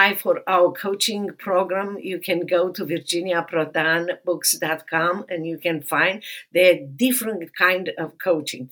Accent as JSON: {"language": "English", "country": "Romania", "tie": "born or raised there", "moved": "as an adult", "lives_now": "United States", "said": "I grew up in Romania and socialist communist Romania"}